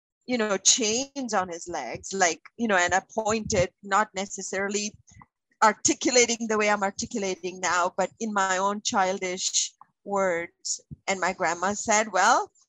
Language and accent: English; Kerala, India; also born or lived in Nairobi, Kenya; now in Canada; I was born and raised in Kerala.